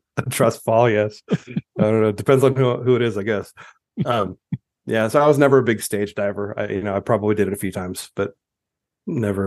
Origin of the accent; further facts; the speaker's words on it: Ontario, California, United States; also born or lived in Rowland Heights, California / Walnut, California / Costa Mesa, California; I was growing up in Ontario